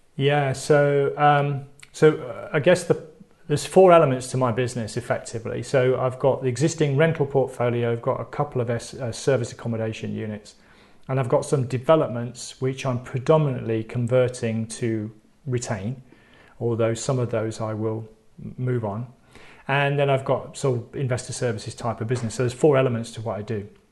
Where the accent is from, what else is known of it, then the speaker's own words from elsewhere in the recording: United Kingdom; I'm British.